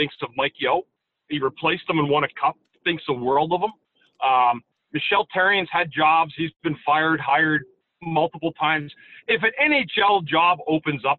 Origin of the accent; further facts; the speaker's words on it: Ottawa, Ontario, Canada; my hometown of Ottawa